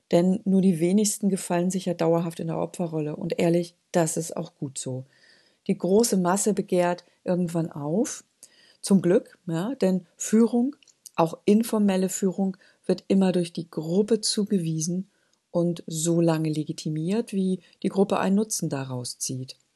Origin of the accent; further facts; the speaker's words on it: Northern Germany, Germany; ja bei uns in Norddeutschland würde man sagen, als Spünkigerei, als düstere Prophezeiung in den Wind